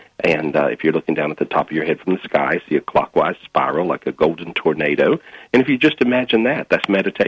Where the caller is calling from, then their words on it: Minneapolis, Minnesota, United States; Today I'm in Minneapolis, Minnesota.